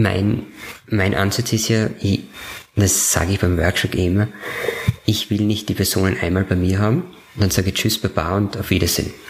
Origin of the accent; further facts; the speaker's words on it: Upper Styria, Austria; Obersteiermark gehen, weil das meine Heimat ist. Mhm. Ich komme ja von dort